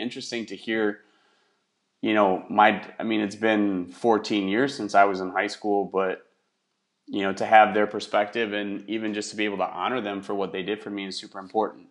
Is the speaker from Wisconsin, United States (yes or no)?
yes; Wisconsin, United States; now in Houston, United States; where I grew up in Wisconsin